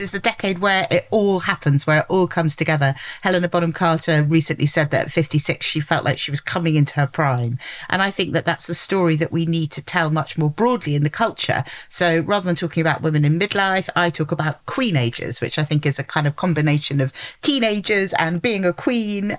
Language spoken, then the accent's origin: English; London, United Kingdom; I'm a Londoner.